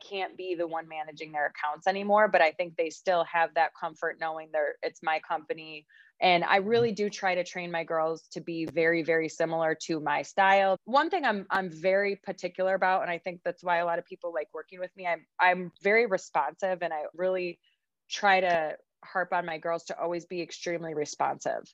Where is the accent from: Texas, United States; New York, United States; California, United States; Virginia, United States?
New York, United States; Rochester; I started working for another marketing company that's in my hometown, Rochester, New York.